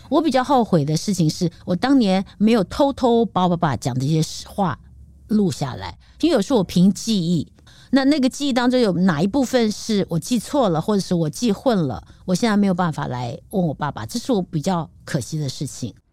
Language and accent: Chinese; Taipei, Taiwan; 虽然我是台北土生土长